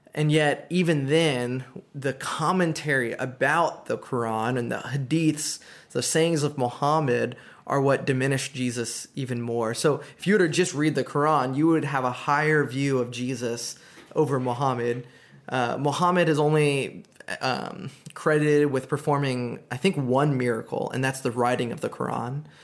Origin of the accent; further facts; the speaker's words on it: United States; as an American